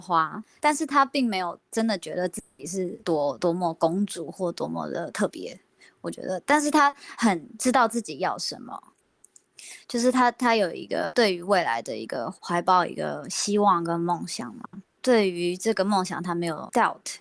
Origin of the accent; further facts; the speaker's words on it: Australia; moved away as an adult; now in Taiwan; 我是，来自澳洲，但是我是台湾人